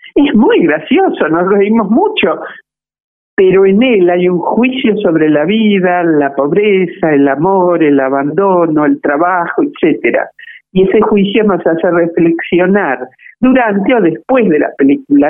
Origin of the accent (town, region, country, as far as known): Argentina